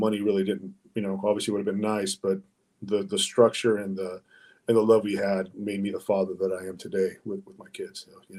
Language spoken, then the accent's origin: English; Mexico; English is a second language; Yeah, I was an ESL student, man. I was the whitest Mexican in class, man. You know, I couldn't speak English, man, you know, and I had a hard time pronouncing words.